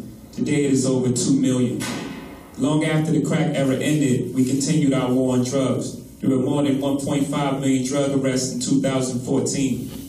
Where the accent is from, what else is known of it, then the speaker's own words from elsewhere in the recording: New York, United States; My home state of New York started this with Rockefeller laws.